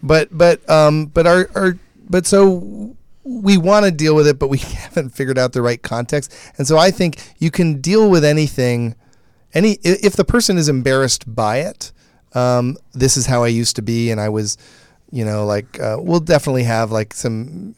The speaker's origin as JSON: {"language": "English", "region": "Michigan", "country": "United States", "tie": "born or raised there", "moved": "yes", "said": "I grew up in Michigan"}